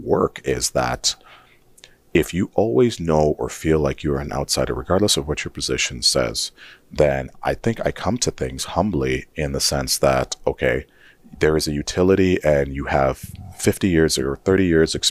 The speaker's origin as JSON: {"language": "English", "region": "Saskatchewan", "country": "Canada", "tie": "born or raised there", "also_born_or_lived": "Nigeria / Guelph, Ontario / Regina", "moved": "as an adult", "lives_now": "Edmonton, Canada", "said": "growing up in Saskatchewan, and especially working in like my 20s"}